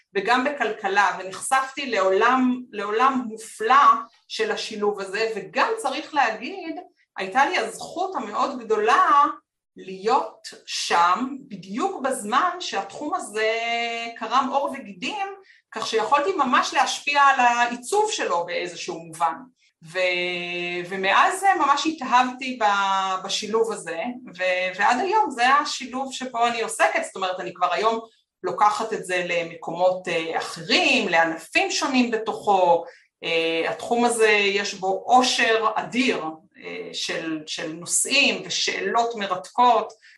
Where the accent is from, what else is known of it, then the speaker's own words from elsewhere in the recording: Petah Tikva, Central District, Israel; אני גדלתי בפתח, בפתח תקווה